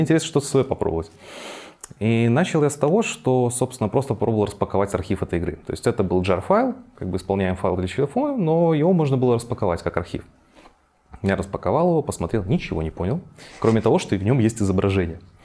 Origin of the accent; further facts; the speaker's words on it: Minsk, Belarus; Родился я в Минске, соответственно, здесь и рос, и развивался